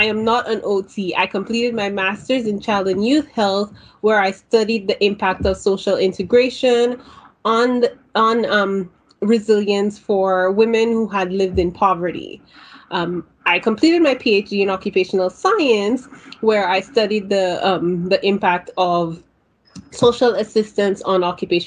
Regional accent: St. Lucia; now in Ontario, Canada; I am a Caribbean immigrant to Ontario, Canada. I have been living in Canada for over 20 years, but have strong ties to my home country of St. Lucia.

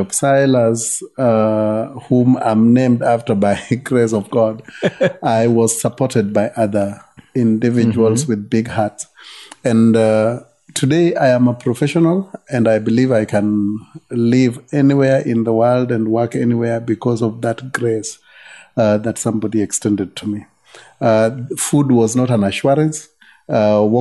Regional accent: Yogo, Kenya; I grew up in Yogo. My parents were ministers, pastors.

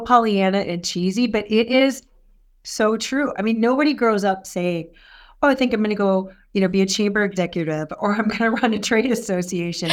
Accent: Albert Lea, Minnesota, United States; now in Minneapolis, United States; I grew up in Albert Lee.

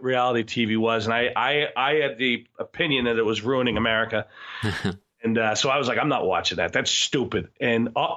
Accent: Newton, Massachusetts, United States; I grew up in Newton, which is just outside of Boston

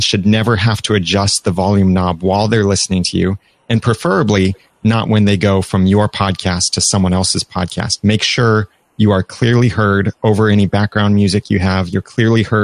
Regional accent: Southern California, United States; also born or lived in Greater Cincinnati; now in Cincinnati, United States; I grew up in Southern California, but I'm currently in Greater Cincinnati

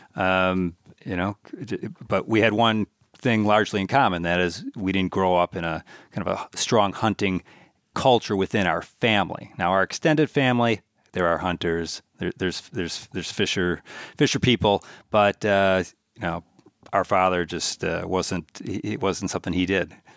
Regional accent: Milwaukee, Wisconsin, United States; moved away as an adult; now in Minnesota, United States; we all grew up in the mean streets of Milwaukee, and then uh, ended up in the burbs for for kind of late uh, elementary school and, in high school

